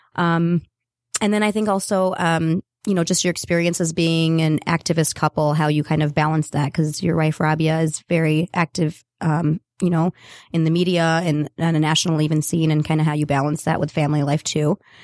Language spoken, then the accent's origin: English; North Carolina, United States; moved away; I am originally from North Carolina